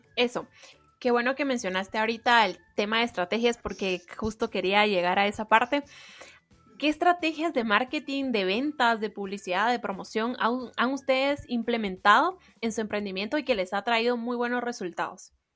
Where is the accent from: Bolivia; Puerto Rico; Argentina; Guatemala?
Guatemala; nuestra cultura de la cual ellos están muy orgullosos y nosotros también